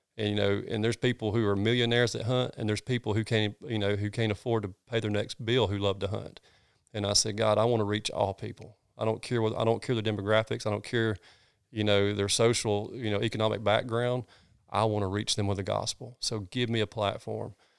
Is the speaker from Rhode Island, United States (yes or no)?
no; North Georgia, United States; also born or lived in Red Bud; I grew up in North Georgia. I grew up hunting these hills